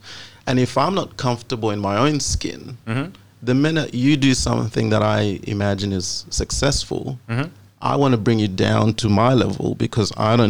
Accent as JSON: {"language": "English", "country": "Australia", "said": "That's why I'm Australian. Yeah, I'm not Zambian."}